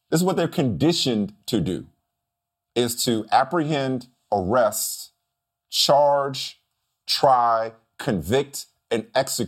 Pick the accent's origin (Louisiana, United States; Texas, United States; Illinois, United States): Louisiana, United States; New Orleans; I was raised on Tabasco in New Orleans.